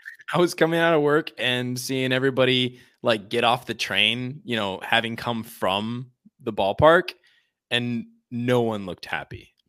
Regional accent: Chicago suburbs, Illinois, United States; I was taking the Metro back to my hometown

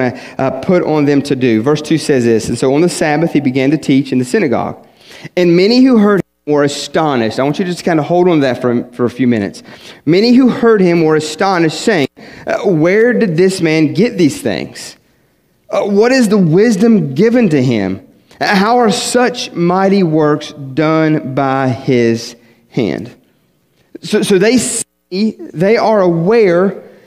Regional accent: West Virginia, United States; moved away; I was from West Virginia

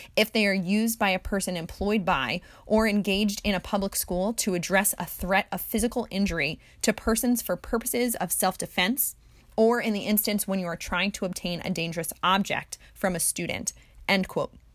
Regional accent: Jersey Shore, New Jersey, United States; I was born and raised on the Jersey Shore

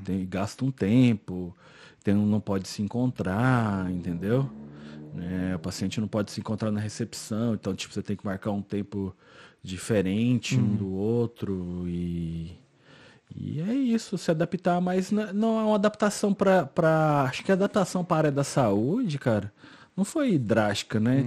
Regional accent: Goiânia, Goiás, Brazil; moved away as an adult; now in Ireland; eu sou de Goiânia

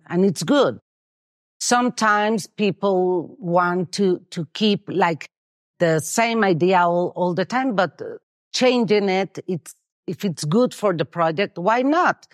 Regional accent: Mexico City, Mexico; moved away as an adult; now in San Miguel de Allende, Mexico; I'm from Mexico City

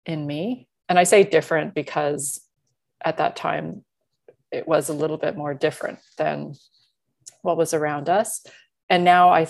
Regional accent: Canada; Being Canadian and from two cultural backgrounds

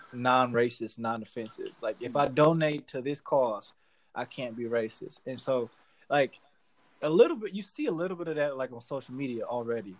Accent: Cleveland, Ohio, United States; I'm from Cleveland.

